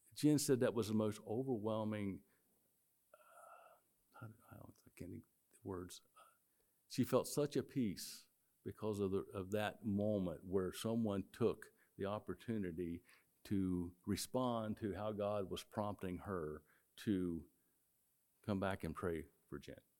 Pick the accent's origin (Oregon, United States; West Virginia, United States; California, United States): West Virginia, United States; moved away; I grew up in West Virginia